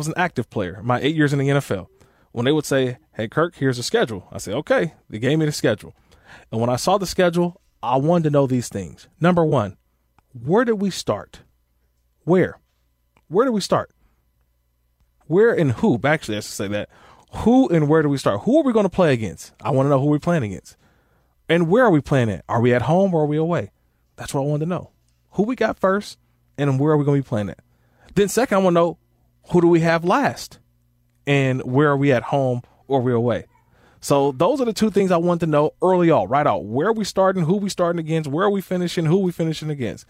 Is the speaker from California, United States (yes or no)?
yes; California, United States; a California guy, born and raised in California